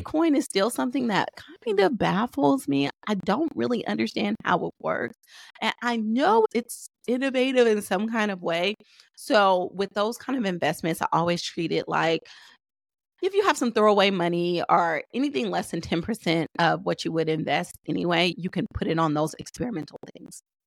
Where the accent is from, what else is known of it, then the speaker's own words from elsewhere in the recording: Oakland, California, United States; I'm from Oakland